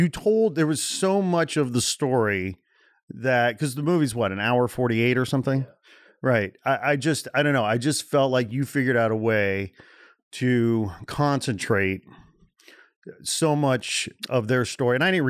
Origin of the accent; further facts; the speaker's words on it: Midwest, United States; I grew up in the Midwest, right? So you have these fantasies, you know, in the Midwest when some big band breaks through